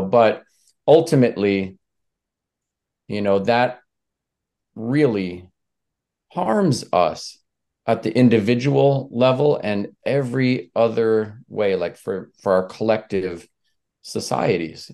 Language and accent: English; Leech Lake, northern Minnesota, United States; I come from Leech Lake, which is one of a number of Ojibwe, uh, reservations, mines in northern Minnesota.